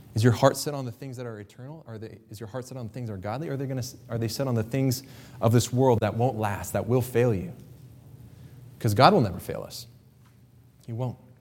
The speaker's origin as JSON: {"language": "English", "region": "Kansas", "country": "United States", "tie": "born or raised there", "said": "I grew up in Kansas"}